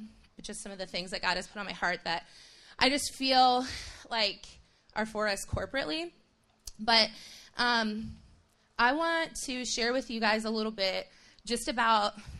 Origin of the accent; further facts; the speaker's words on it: Toronto, Ontario, Canada; moved away as an adult; also born or lived in Haiti; now in United States; When I was 8 years old, my family moved to Toronto, Ontario. And I grew up in Canada